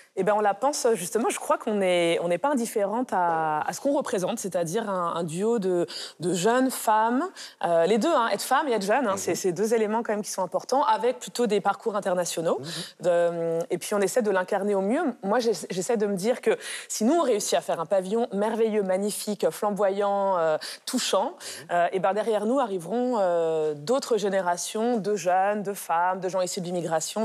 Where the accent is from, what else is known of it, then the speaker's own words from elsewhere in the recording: France; Moi-même, je suis d'origine polonaise. Euh, j'ai grandi, je suis née, j'ai grandi en France.